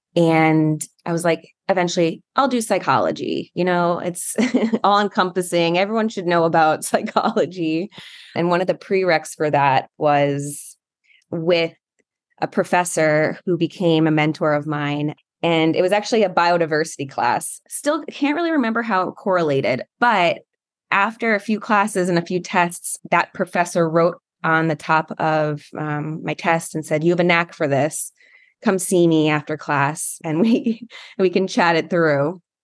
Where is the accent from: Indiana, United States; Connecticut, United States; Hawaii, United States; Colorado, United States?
Connecticut, United States; coastal; also born or lived in Florida; where I moved to was coastal Connecticut, and we lived right on the beach